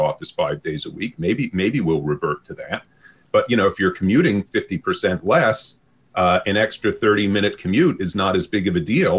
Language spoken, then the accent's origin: English; New York City, New York, United States; accent: Brooklyn; now in Vancouver, Canada; this is not a Kitsilano accent. This is a Brooklyn accent. And when I was growing up in the 1970s and 80s